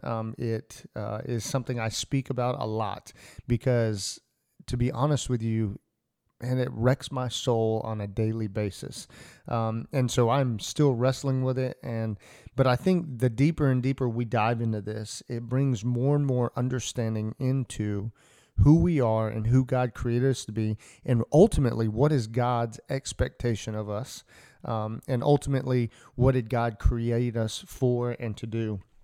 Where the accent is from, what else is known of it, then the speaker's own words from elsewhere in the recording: Atlanta, Georgia, United States; I grew up in Atlanta